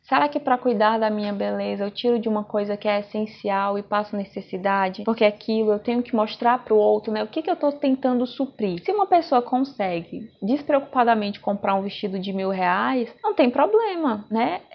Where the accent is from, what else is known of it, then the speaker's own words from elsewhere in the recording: Brazil; Eu sou bem nativa, sou bem brasileira mesmo, eu só falo no modo aportuguesado.